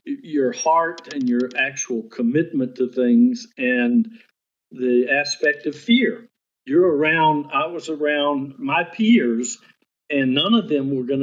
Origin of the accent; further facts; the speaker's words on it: Baton Rouge, Louisiana, United States; growing up in Baton Rouge, going to an all-white school up until my senior year